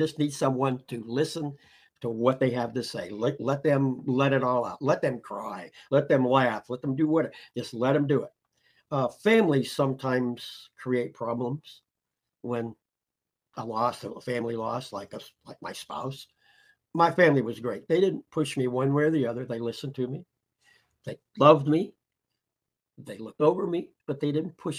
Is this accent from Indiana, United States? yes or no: yes; Indiana, United States; also born or lived in Peru, Indiana / Goshen, Indiana; I was born in Peru, Indiana, which is a little south of here. Moved here when I was in the seventh grade. Been in Goshen my whole life